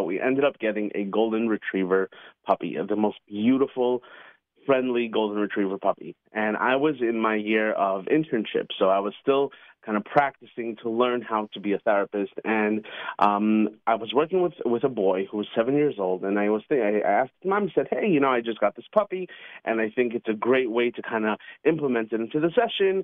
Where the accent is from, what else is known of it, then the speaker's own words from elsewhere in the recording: New York City, New York, United States; when I was a little kid growing up in Queens, New York